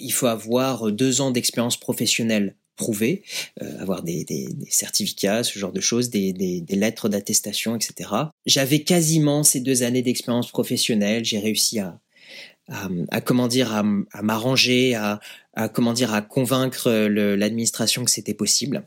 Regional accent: Yvelines, Paris region, Île-de-France, France; moved away as an adult; also born or lived in Lyon, France; now in Shanghai, China; Je viens des Yvelines, en région parisienne, mhm. où je suis née j'ai grandi, j'ai étudié.

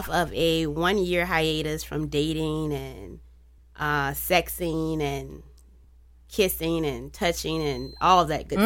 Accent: Petersburg, Virginia, United States; I'm from Petersburg

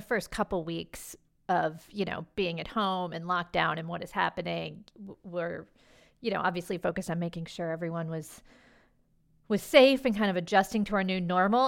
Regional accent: Washington, District of Columbia, United States; moved away; I grew up in Washington, D C

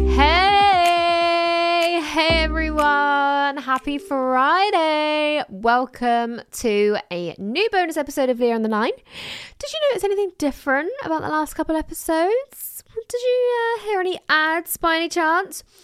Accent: England, United Kingdom; I was born in England

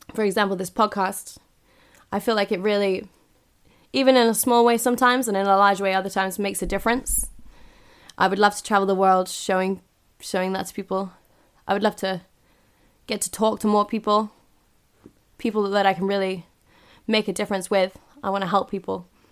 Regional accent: United Kingdom; I'm ignorantly British here.

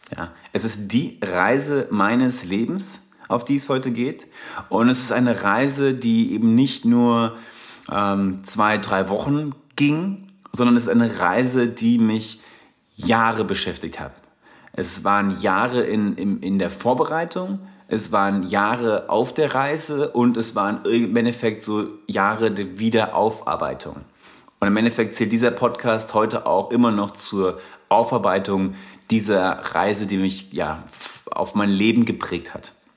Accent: Darmstadt, Hesse, Germany; accent: Hessian; komme ursprünglich aus Darmstadt. Ursprünglich, inzwischen befinde ich mich mehr on the road als eigentlich noch in Darmstadt. Aber seid gewarnt, ich habe so einen leichten hessischen Akzent hier und wieder

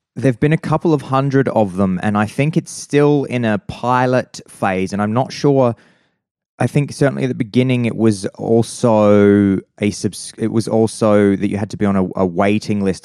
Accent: Adelaide, South Australia, Australia; I grew up in Prospect in, uh, in, in, uh, in Adelaide

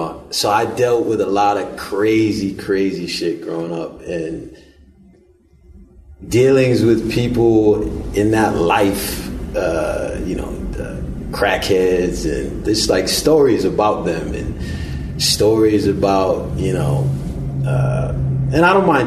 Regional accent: United States

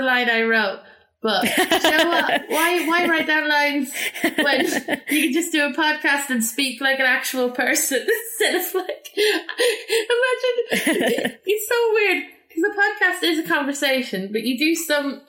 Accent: Ireland; I'm from Ireland.

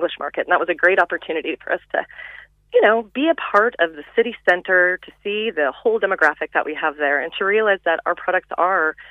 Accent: Texas, United States; moved away as an adult; now in Cork, Ireland; I'm from Texas

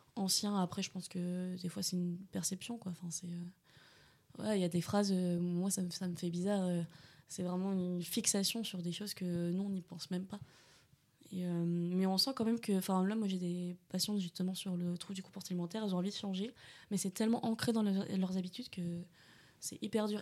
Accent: Bordeaux, Nouvelle-Aquitaine, France; moved away as an adult; now in Angers, France; je suis née à Bordeaux et du coup je suis venue sur Angers pour faire ma première année

